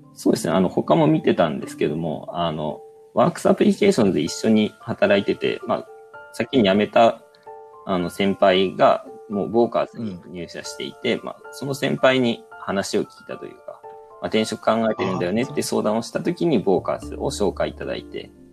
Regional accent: Kansai, Japan; moved away; 関西の出身なんで

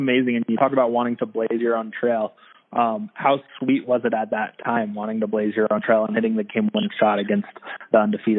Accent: Utah, United States; moved away; I'm born and raised in Utah. I moved away from Utah for a little bit

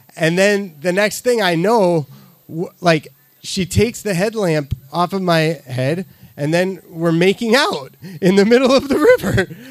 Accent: Midwest, United States; I'm from the Midwest

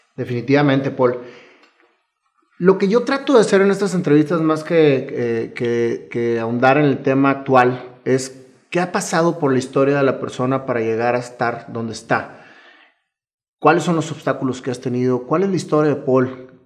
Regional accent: Mexico; yo soy un amante también de nuestro país

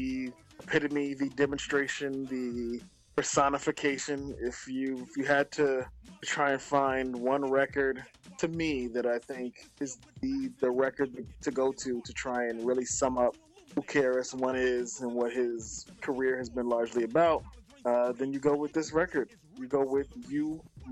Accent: New York City, New York, United States; as a New Yorker growing up in Brooklyn, we go to DOE schools

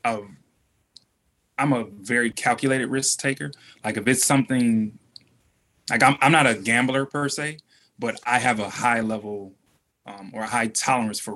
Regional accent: Detroit, Michigan, United States; we're from Detroit

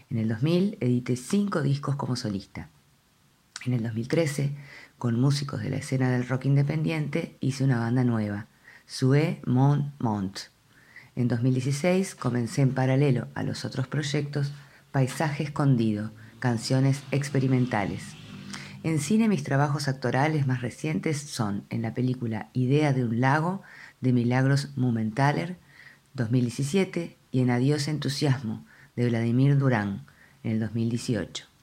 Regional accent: Buenos Aires, Argentina; also born or lived in Mar del Plata / Bariloche; Nací en Mar del Plata en 1965. Pasé la infancia en Bariloche y vivo desde los 12 años en Buenos Aires.

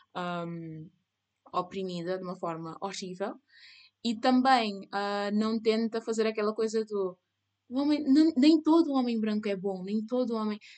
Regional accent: Cape Verde; eu sou cabo-verdiana

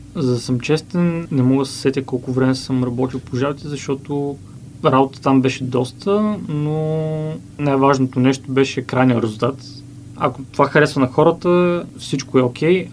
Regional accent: Bulgaria; moved away as an adult; След това се върнах в България, установих се в родния ми град

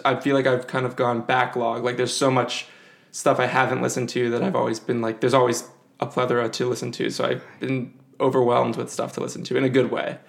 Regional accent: Evanston, Illinois, United States; I am from Evanston, Illinois, or grew up there at least

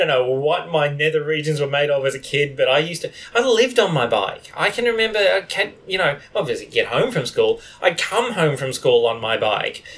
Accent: Australia; we are all white and we are Australian white people.

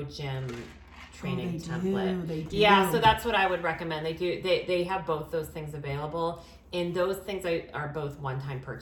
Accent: Maine, United States; I grew up in Maine.

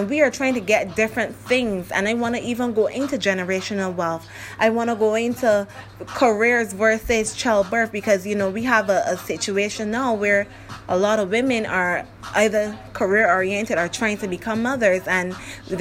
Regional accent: Barbados; accent: Barbadian; I'm from Barbados, so my accent is going to step in. And along with my dialect

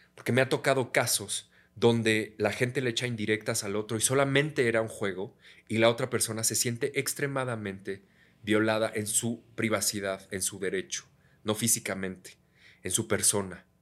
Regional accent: Mexico; also born or lived in United States; Como soy, abrazando, como todo un mexicano

